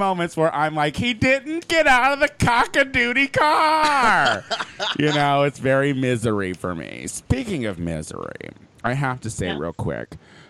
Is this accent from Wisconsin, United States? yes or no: no; Clinton, Illinois, United States; born or raised there; moved away